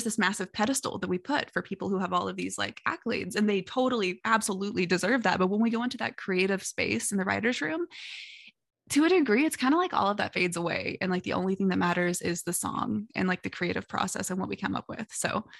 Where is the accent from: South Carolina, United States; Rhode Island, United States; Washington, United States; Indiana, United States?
Indiana, United States; Southern; also born or lived in Louisville, Kentucky; I'm originally from the Southern Indiana area. And like I was born in Louisville